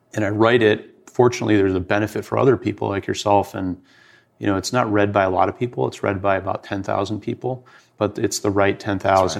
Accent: Detroit, Michigan, United States; I grew up in Detroit.

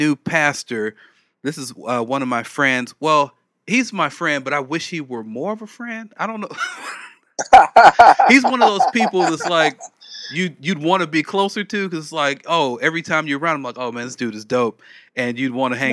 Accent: Los Angeles, California, United States; I'm from South Central. And I grew up

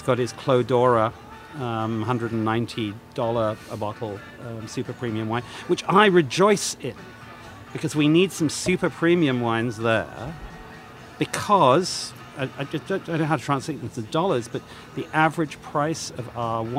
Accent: United Kingdom; moved away as an adult; also born or lived in Burgundy, France; I'm British

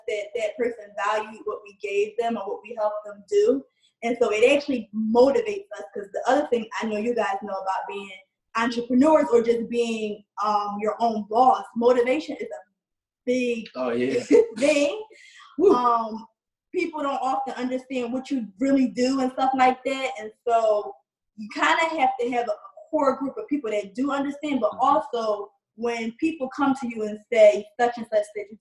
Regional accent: Philadelphia, Pennsylvania, United States; moved away as an adult; now in Atlanta, United States; growing up in Philadelphia

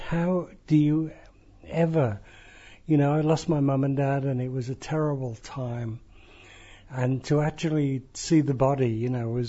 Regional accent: Nigeria; born there; You know, I was born in Nigeria of missionary parents

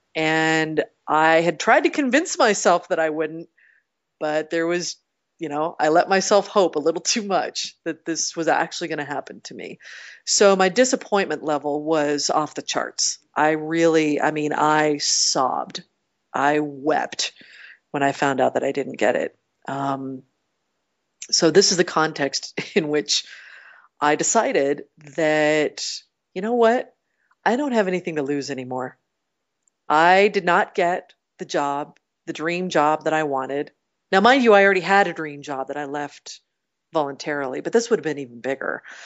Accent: Portland, United States; moved away; I grew up in Portland and my parents still live there

